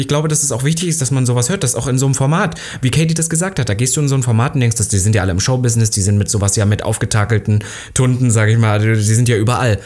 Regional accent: Halle, Saxony-Anhalt, Germany; moved away; in meiner Heimatstadt noch in Halle

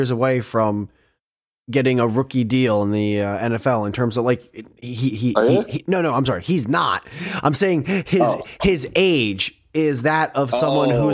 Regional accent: Northeast, United States; I'm from the Northeast too. I'm in that tri-state area as well.

